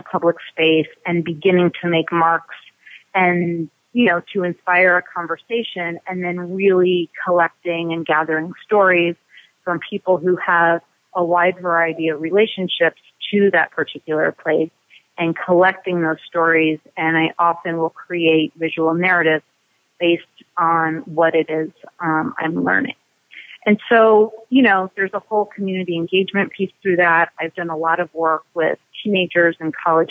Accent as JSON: {"language": "English", "town": "Los Angeles", "region": "California", "country": "United States", "tie": "born or raised there", "also_born_or_lived": "Cambridge, Massachusetts", "moved": "yes", "lives_now": "Easthampton, United States", "said": "growing up in Los Angeles"}